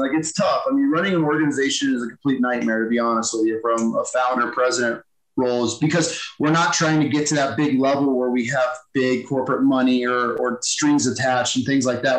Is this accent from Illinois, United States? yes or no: no; Thousand Islands, upstate New York, United States; moved away; I'm from Thousand Islands, like literally yeah. on the Canadian border. So real yeah. New York.